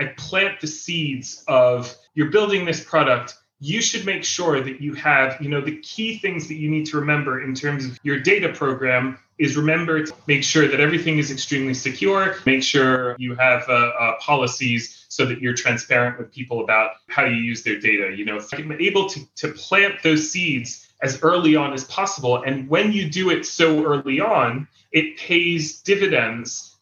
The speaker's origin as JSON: {"language": "English", "town": "Jerusalem", "region": "Jerusalem District", "country": "Israel", "tie": "born or raised there", "said": "I moved to Israel when I was 7 years old. I grew up here in Israel, in Jerusalem"}